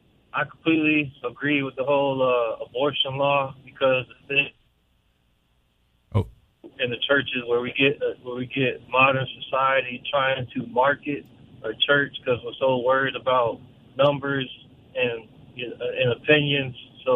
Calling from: Chesapeake, Virginia, United States; Yeah. Chesapeake. I know it's been a while.

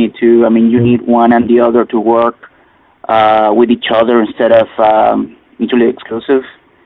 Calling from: Miami, Florida, United States; I'm calling from Miami, Florida. It's a highly competitive market down here.

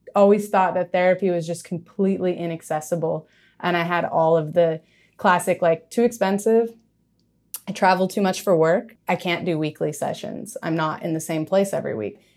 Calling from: San Francisco, California, United States; Calling in from San Francisco, the inner sunset

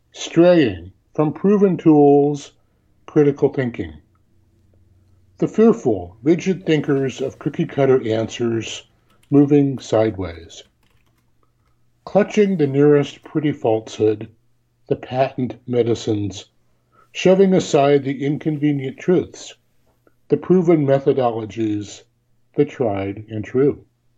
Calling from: Tillamook, Oregon, United States; Tillamook, Oregon?

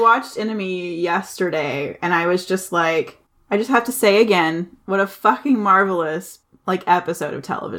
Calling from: St. Louis, Missouri, United States; So I'm recording from St. Louis, Missouri.

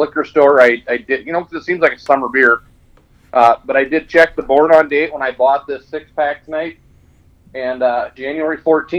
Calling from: Las Cruces, New Mexico, United States; State of New Mexico. {S0} Again? {S4} I am actually back in Las Cruces, which is Spanish for the crosses.

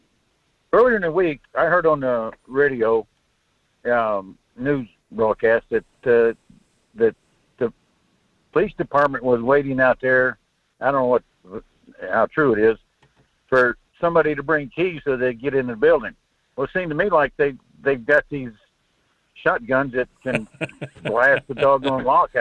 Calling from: North Pole, Alaska, United States; This is Larry, North Pole, Fairbanks area.

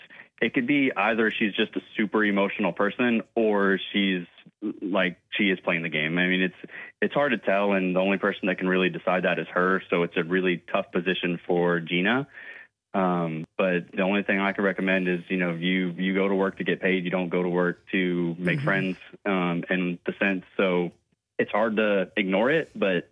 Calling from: Somerville, United States

